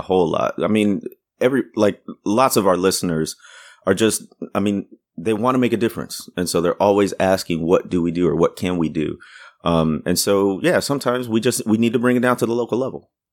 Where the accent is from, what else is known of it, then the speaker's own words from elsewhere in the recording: Waukegan, Illinois, United States; moved away; also born or lived in Deep South; my town where I grew up, nobody knows it or hear, has heard of it, but it's where, um, uh, the, the author Ray Bradbury came from